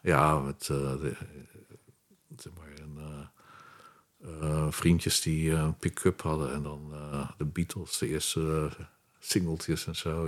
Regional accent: Rotterdam, South Holland, Netherlands; also born or lived in Durham, North Carolina, United States; now in The Hague, Netherlands; ik ben geboren in Rotterdam. En Rotterdam in mijn tijd werd herbouwd. Ja. Dus het meeste lag nog plat. je werd, dan woon ik best ver van het centrum, maar je hoorde het heien tot de hele nacht door

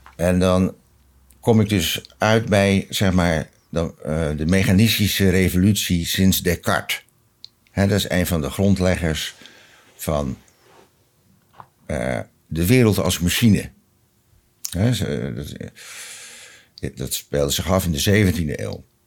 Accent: Rotterdam, South Holland, Netherlands; Ik ben geboren in een eh, groot gereformeerd gezin, Rotterdam Zuid

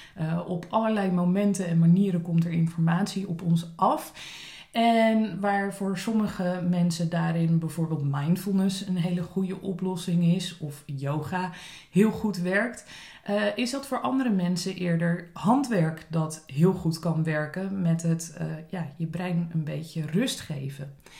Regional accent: Dordrecht, South Holland, Netherlands; moved away as an adult; also born or lived in Zwijndrecht / Leiden / South Africa; now in Scheveningen, Netherlands; ik ben eh, geboren in Zwijndrecht, op mijn eerste in Dordrecht gaan wonen. Op mijn achttiende besloten mijn ouders dat ze naar Scheveningen wilden verhuizen.

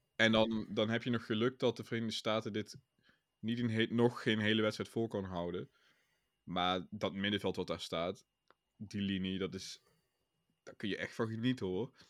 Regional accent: Netherlands; als Nederlander

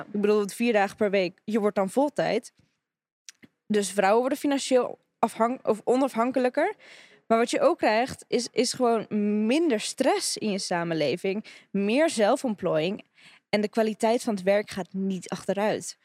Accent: Russia; now in Netherlands; ik ben Russische

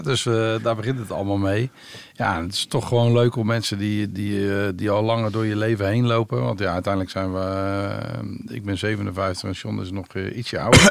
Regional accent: Rotterdam, South Holland, Netherlands; ik ben op Rotterdam-Zuid geboren.

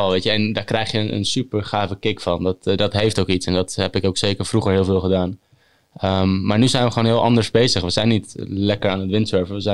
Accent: Noordwijk, South Holland, Netherlands; ik kom uit Noordwijk

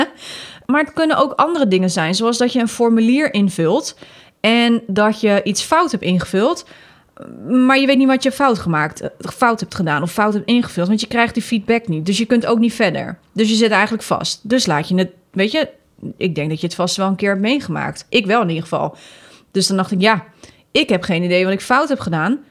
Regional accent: Netherlands; Wij zijn Nederlanders

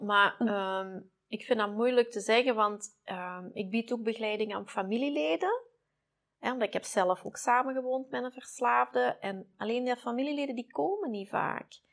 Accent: Belgium; wij doen zoveel wegmoffelen als Belgen

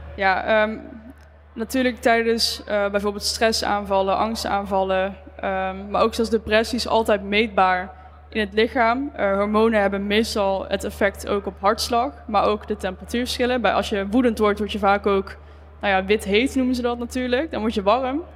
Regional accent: Eindhoven, North Brabant, Netherlands; Ik eh, kom uit Eindhoven

